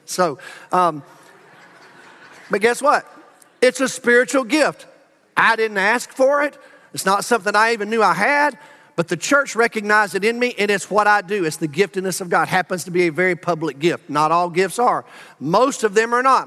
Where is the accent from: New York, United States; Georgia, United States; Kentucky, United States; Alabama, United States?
Alabama, United States; Birmingham; moved away as an adult; also born or lived in Huntsville, Alabama; now in Arlington, United States; I grew up in Birmingham